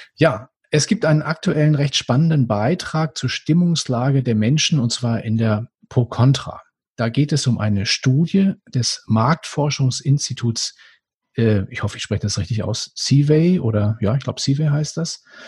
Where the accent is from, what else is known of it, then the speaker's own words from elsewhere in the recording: Germany; ich bin auch auf dem Land aufgewachsen, aber trotzdem hier oben an der Ostsee.